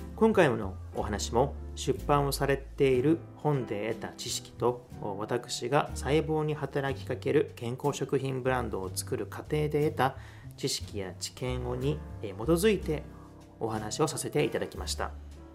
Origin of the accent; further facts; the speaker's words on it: Osaka, Japan; 出身は私、あの、大阪なんですけれども